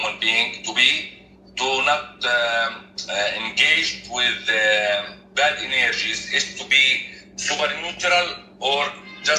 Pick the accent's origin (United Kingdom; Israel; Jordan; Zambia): Jordan; English is a second language; I am from Jordan, so my English a little bit weak